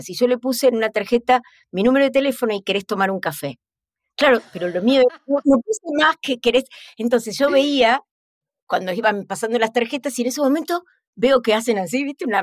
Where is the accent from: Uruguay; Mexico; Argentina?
Argentina; Hola, ¿qué tal? Yo soy de Argentina.